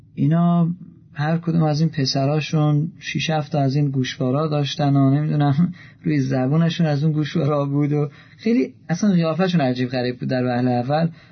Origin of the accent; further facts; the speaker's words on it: Iran; من ایرانی هستم